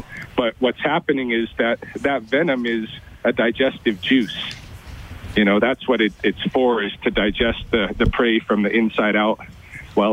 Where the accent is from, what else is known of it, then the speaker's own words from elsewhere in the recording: Oregon, United States; moved away as an adult; also born or lived in Louisiana / Boston, Massachusetts; now in Lethbridge, Canada; I grew up in Oregon